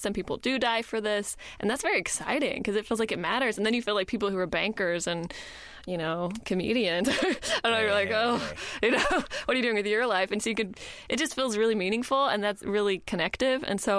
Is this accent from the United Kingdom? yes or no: no; Kenya; born there; I was born in Kenya because my parents were missionaries.